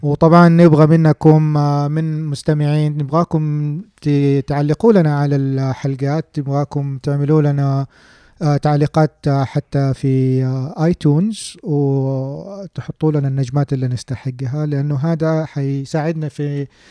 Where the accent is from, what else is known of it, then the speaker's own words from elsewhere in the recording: Saudi Arabia; عندنا في السعودية